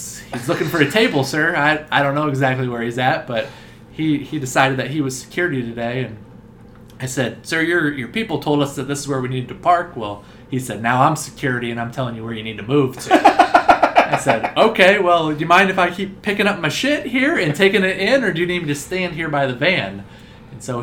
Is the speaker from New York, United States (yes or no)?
no; Iowa, United States; we're from Iowa